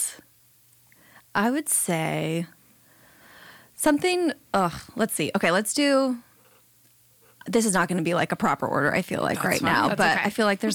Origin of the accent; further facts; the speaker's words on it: San Diego, California, United States; I grew up here in San Diego